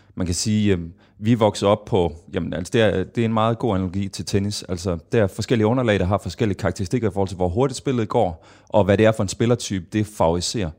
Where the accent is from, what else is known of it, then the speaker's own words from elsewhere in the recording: Kolding, Southern Denmark, Denmark; jeg startede i Kolding, hvor jeg er fra